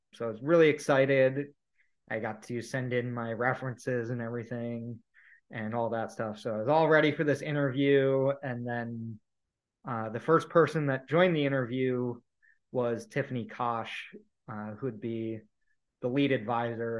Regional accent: Ohio, United States; moved away as an adult; also born or lived in Indiana / Southeast US; I was in Indiana at the time and I grew up in Ohio

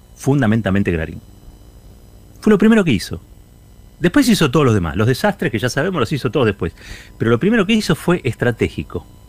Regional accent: Argentina; somos argentinos, porque somos argentinas

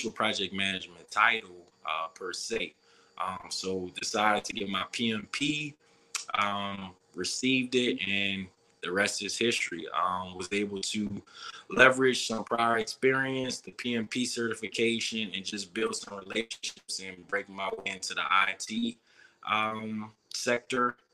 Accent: New Orleans, Louisiana, United States; moved away as an adult; growing up in New Orleans, we party, drink, eat

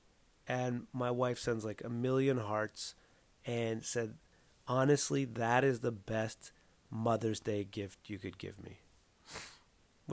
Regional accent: Southern California, United States; now in Atlanta, United States; I grew up in Southern California where everything's fucking brand new seeming

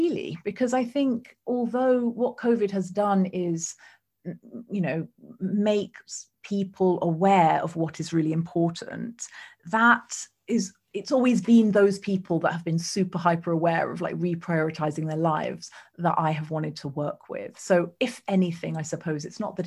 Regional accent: United Kingdom

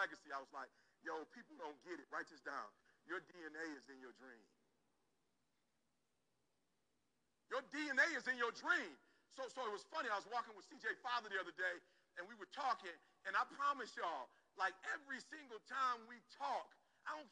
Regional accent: Detroit, Michigan, United States; I'm from Detroit

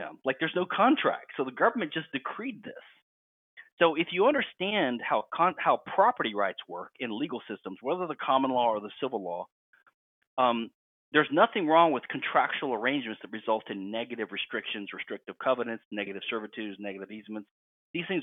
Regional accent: Louisiana, United States; I'm from Louisiana

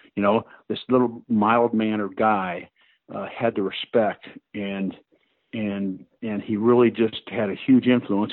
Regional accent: Akron, Ohio, United States; football was really big uh, in the Akron, Canton, you know, Cleveland area

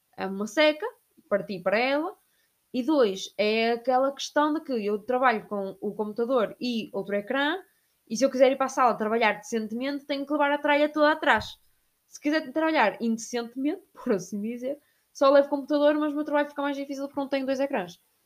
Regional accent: Portugal; accent: European Portuguese; now in Barcelona, Spain; eu a cantar em português de Portugal caía mal

